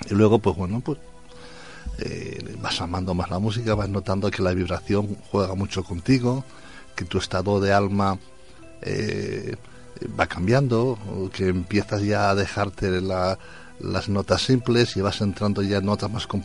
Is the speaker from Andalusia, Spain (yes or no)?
no; Valencia, Valencian Community, Spain; Como decía Antonio, soy de Valencia, pero soy más murcianico que ya